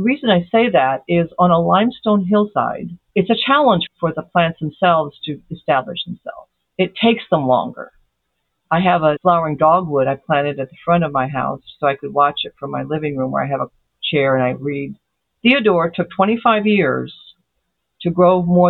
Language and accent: English; Brazil; moved away; also born or lived in Ozarks; I was raised in Brazil